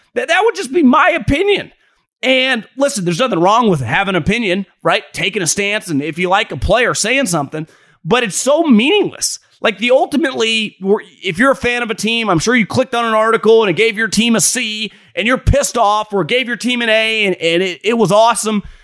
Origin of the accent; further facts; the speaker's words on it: Davis, California, United States; I grew up in Davis, California.